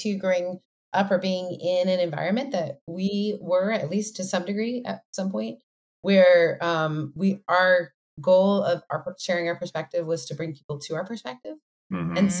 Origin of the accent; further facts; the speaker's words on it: Canada; I come from a very high consent driven background as a Canadian, like that. We were learning consent when I was in middle school.